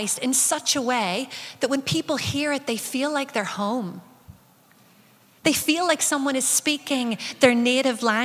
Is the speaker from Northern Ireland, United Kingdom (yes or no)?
yes; Northern Ireland, United Kingdom; growing up in Northern Ireland as a young person